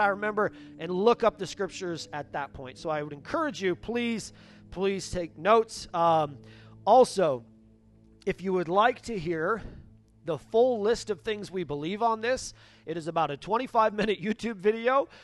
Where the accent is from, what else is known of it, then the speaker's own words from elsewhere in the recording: Upper Peninsula of Michigan, United States; I grew up in the Upper Peninsula of Michigan